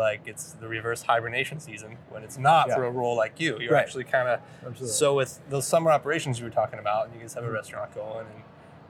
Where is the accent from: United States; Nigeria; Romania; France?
United States; Idaho; now in Bend, United States; I'm from Idaho and I live in Bend.